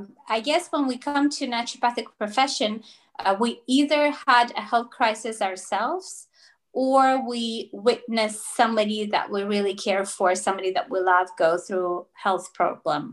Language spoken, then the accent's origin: English; Russia; first language Russian; English is a second language; also born or lived in Toronto, Canada; now in Spain; I speak Russian because I was born in Russia and that's my first language